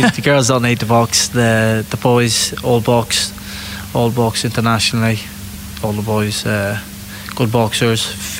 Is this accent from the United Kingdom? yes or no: yes; England, United Kingdom; I'm from England. My family's based in Ireland, was from Ireland, yep, years ago, and we're Irish travellers.